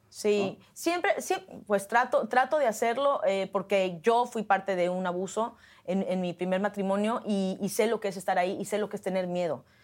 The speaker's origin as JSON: {"language": "Spanish", "country": "Mexico", "moved": "yes", "lives_now": "Hollywood, United States", "said": "como mexicana"}